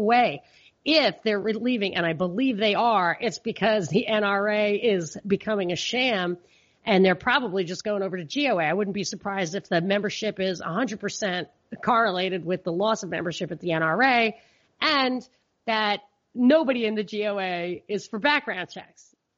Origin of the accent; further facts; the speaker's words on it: New York, United States; also born or lived in Georgia / Texas; places where I've lived and as a New Yorker was in the beginning like amazed that everybody isn't a Democrat.